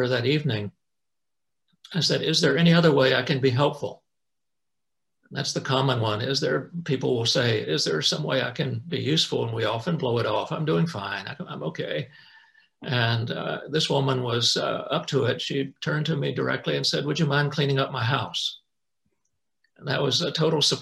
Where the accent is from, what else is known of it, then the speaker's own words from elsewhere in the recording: North Carolina, United States; moved away; I grew up in North Carolina, and my two brothers and mom and dad live there and still live there